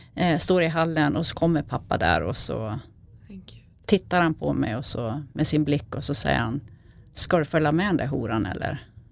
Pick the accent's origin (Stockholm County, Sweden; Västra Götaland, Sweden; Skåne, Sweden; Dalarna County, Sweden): Dalarna County, Sweden; Falun; jag är uppvuxen i, eh, i Falun, utanför Falun i en liten